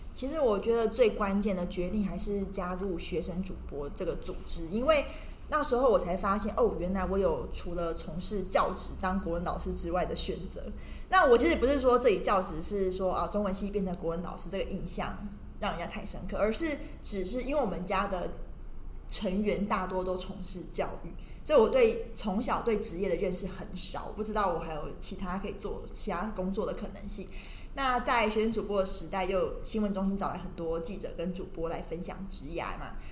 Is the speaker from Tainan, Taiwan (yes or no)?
yes; Tainan, Taiwan; moved away as an adult; also born or lived in Beijing / Taipei; 我其实是来自于台南的一个小孩，那我中文系毕业之后呢，我先到了北京清华大学就读新闻与传播学院，而后到中天新闻台担任，一开始是担任财经记者，后来转了医疗教育